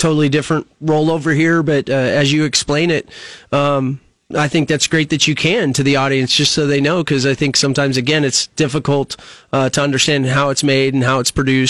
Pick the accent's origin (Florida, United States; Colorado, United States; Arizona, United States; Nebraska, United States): Nebraska, United States; Fremont; I was raised there, so it's my hometown. Fremont, mm-hmm. Nebraska.